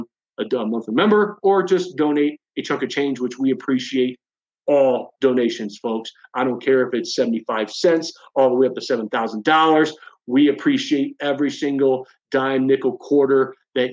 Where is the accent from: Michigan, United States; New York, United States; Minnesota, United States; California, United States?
Michigan, United States; Onsted; my hometown, Onsted, Lenawee County